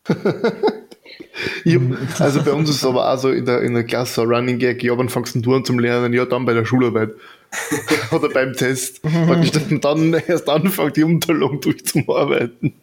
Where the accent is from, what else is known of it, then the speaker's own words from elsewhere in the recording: Burgenland, Austria; ich komme jetzt aus dem Burgenland